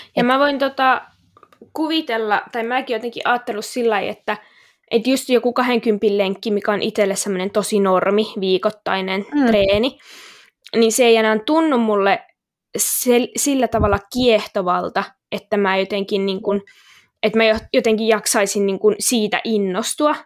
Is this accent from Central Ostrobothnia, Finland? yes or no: yes; Kokkola, Central Ostrobothnia, Finland; moved away as an adult; also born or lived in Jyväskylä; now in Helsinki, Finland; mä oon siis alun perin Kokkolasta kotoisin